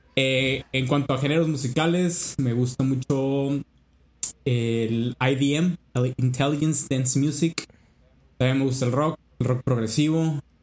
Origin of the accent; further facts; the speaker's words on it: Culiacán, Sinaloa, Mexico; moved away as an adult; also born or lived in Mexico City; soy de Culiacán, Sinaloa.